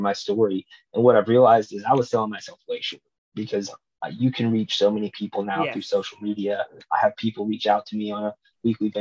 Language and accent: English; Nashville, Tennessee, United States; to be in my hometown